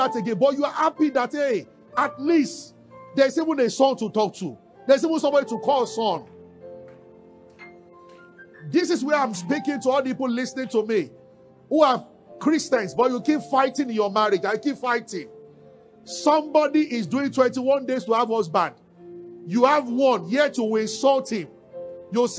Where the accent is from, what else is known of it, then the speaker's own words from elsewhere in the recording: Nigeria; we are from Nigeria, but we are not poor